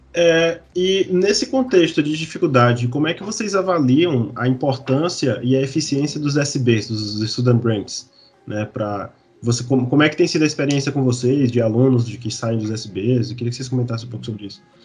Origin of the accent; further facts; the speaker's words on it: Piauí, Brazil; eu sou do Piauí